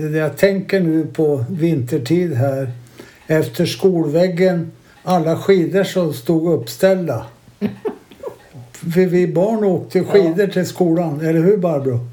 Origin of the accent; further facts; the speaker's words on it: Herräng, Stockholm County, Sweden; jag är uppväxt här nere vid Blåkan. Och jag är född 1940